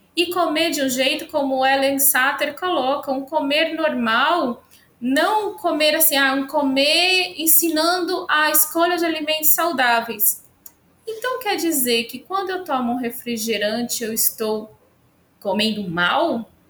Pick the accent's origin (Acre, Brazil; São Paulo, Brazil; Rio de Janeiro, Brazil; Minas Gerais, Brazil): São Paulo, Brazil; moved away as an adult; now in Santa Cruz, Brazil; eu sou uma paulistana com alma nordestina. Então, eu estou há 10 anos, sou de São Paulo, capital.